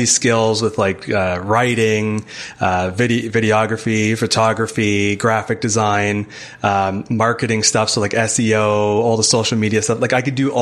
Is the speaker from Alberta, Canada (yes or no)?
no; Hamilton, Ontario, Canada; I'm from Hamilton, Ontario. It's just outside Toronto